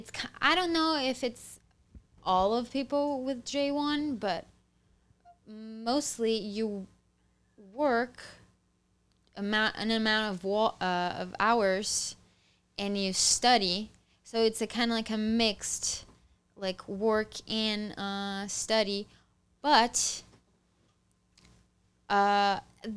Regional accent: South Region, Brazil; English is a second language; moved away as an adult; I'm from the South

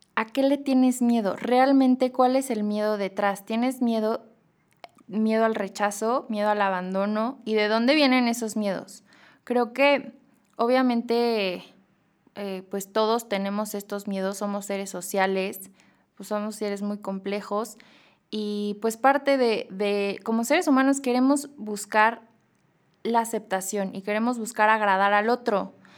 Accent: Mexico; also born or lived in Madrid, Spain; como mexicanos

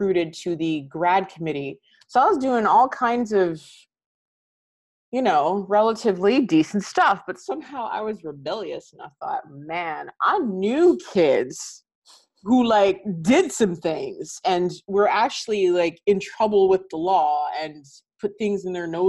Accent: Canada; I am Canadian, actually. I was born here. My family is Antiguan.

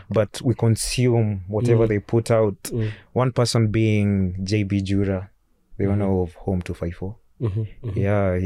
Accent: Kenya; life out here, being a Kenyan youth is not as easy

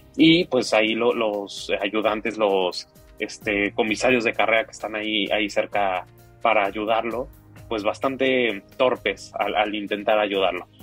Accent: Mexico; a nosotros como mexicanos

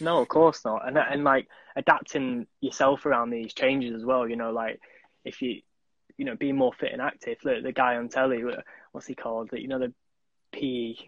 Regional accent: Manchester, North West England, United Kingdom; I'm from Manchester

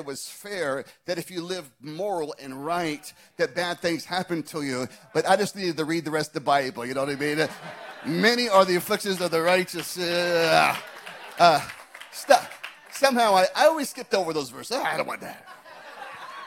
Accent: Scottsdale, Arizona, United States; my hometown of Scottsdale, Arizona

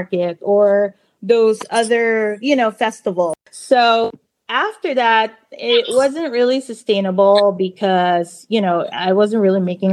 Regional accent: Philippines; now in California, United States; I was born and raised in the Philippines

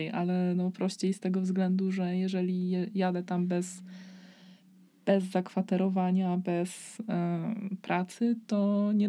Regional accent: Poland; przez to, że pochodzę z Polski, to będzie mi trudniej znaleźć pracę oraz e, że e, moja edukacja jest mniej warta przez to, że pochodzę z Polski

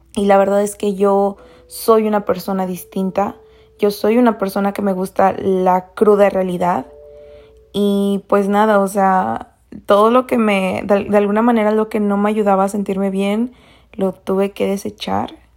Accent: Mexico; Soy de México

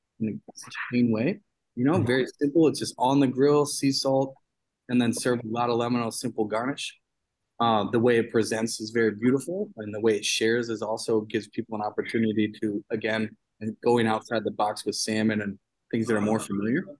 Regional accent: Cooperstown, New York, United States; From Cooperstown, New York. It's upstate New

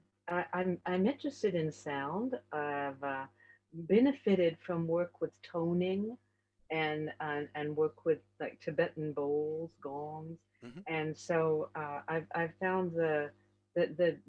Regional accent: United States; now in Paris, France; I live in Paris. I'm American, but I live over here.

